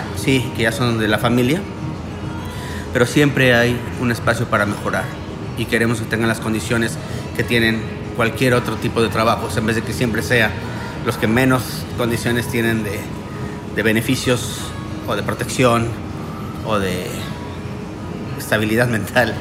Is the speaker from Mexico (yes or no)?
yes; Mexico; now in Miami, United States; Nosotros somos mexicanos, pero estamos viviendo en Miami